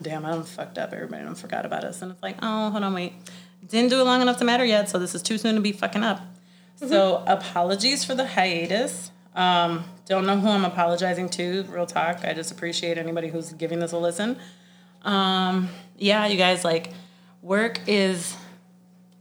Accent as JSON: {"language": "English", "area": "Sunshine State", "region": "Florida", "country": "United States", "moved": "as an adult", "lives_now": "Chicago, United States", "said": "I am from the Sunshine State"}